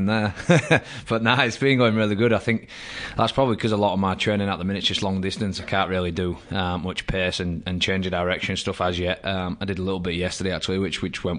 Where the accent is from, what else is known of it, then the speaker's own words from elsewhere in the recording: England, United Kingdom; moved away as an adult; now in Canberra, Australia; I'm still English